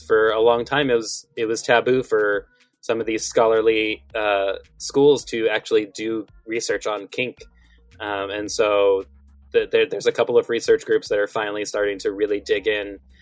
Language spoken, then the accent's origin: English; the South, United States; I'm also from the South, where we have a pizza chain called Cece's